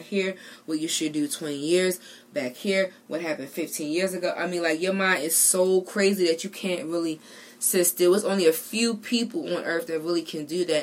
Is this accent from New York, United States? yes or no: no; Baltimore, Maryland, United States; I'm from Baltimore